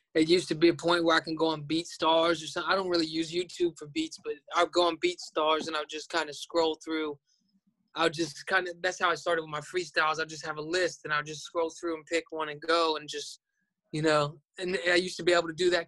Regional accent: Florida, United States; I'm from Florida

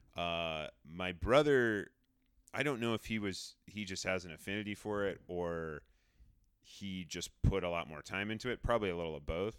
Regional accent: Rhode Island, United States; moved away; I grew up in Rhode Island, and we had a pretty good public s, m, school music program

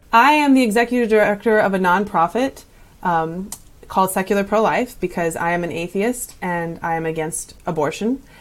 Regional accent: California, United States; moved away as an adult; I spent most of my life in California

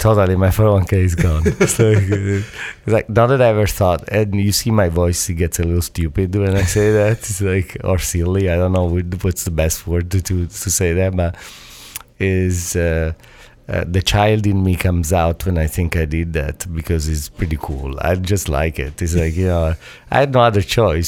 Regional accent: Italy; moved away; also born or lived in Toronto; I grew up in Italy where back in the days, Italy was Italian, white

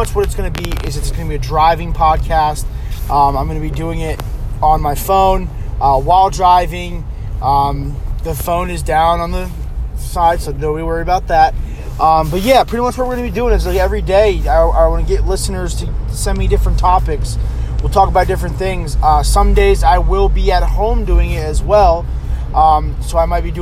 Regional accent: Middletown, New York, United States; moved away as an adult; now in Huntersville, United States; I am originally from New York, Orange County, New York, Middletown, New York. I lived there for pretty much my whole life until 2.5 years ago when I moved down here

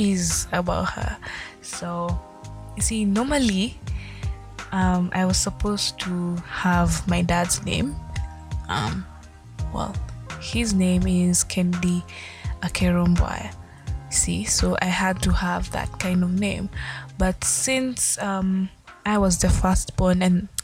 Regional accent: Kenya; Being African, being Kenyan specifically, to be more and more specific, being Luya

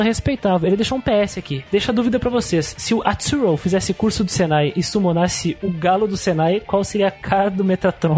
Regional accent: Brazil; first language Portuguese; O Brasil, cara, a gente também não fala muito cotidianamente inglês

